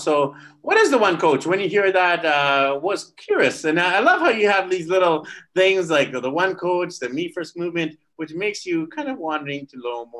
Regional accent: Vancouver, British Columbia, Canada; I'm from Vancouver.

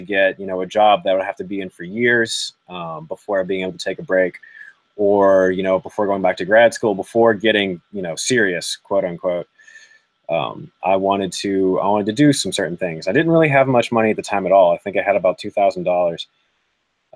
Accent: West Virginia, United States; moved away as an adult; also born or lived in Latin America / Medellin; I am from West Virginia, little town, less than 1,000 people, out in the boonies

